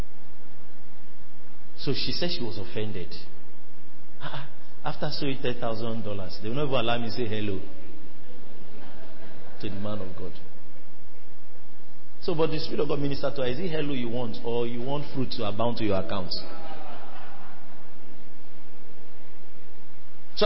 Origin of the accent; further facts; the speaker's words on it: Nigeria; I'm Nigerian